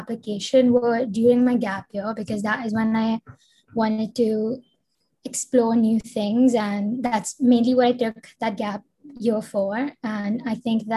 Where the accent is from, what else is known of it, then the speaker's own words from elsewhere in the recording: India; I'm from India. I live in Mumbai right now